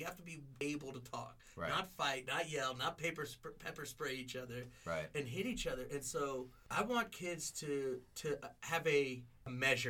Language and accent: English; Georgia, United States; now in Denver, United States; I grew up in the South.